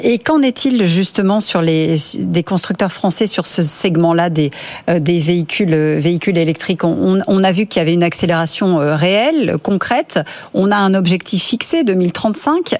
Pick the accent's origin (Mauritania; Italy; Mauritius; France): France; ici, chez nous, en France